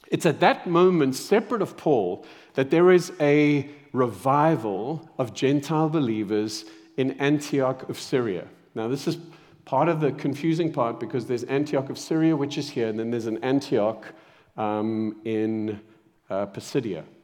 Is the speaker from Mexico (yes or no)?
no; Zimbabwe; born there; moved away; also born or lived in Saudi Arabia / South Africa; I was born in Zimbabwe, then moved to Saudi Arabia.